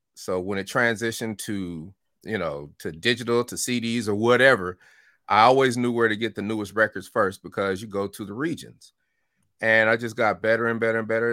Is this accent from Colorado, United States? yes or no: yes; Denver, Colorado, United States; moved away; also born or lived in Chicago / Oakland / Atlanta; I was born in Chicago and I moved to Denver at four years old